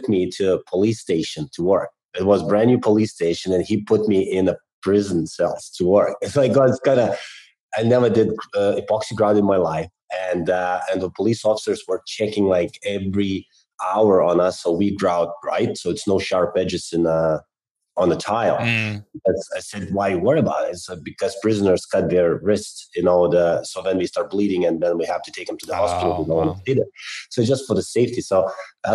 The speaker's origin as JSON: {"language": "English", "country": "Lithuania", "also_born_or_lived": "England", "moved": "as an adult", "said": "I'm originally from Lithuania"}